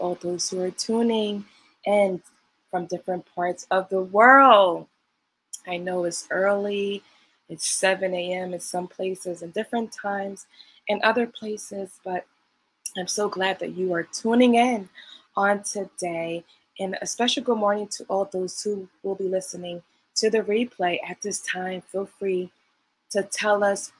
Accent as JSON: {"language": "English", "town": "New York City", "region": "New York", "country": "United States", "said": "I'm from Brooklyn, New York"}